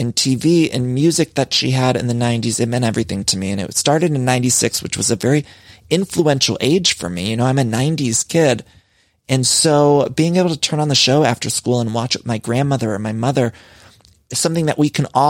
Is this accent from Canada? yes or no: no; Solon, Ohio, United States; from Solon, Ohio, and this is Everything Iconic with ….